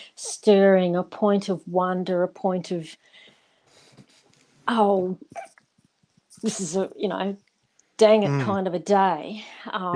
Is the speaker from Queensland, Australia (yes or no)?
yes; Darling Downs, Queensland, Australia; as a young person when we were growing up on the Darling Downs